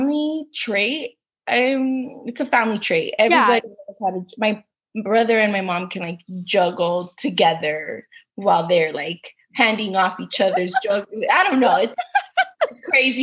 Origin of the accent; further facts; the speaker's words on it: Los Angeles, California, United States; I am from Los Angeles, California.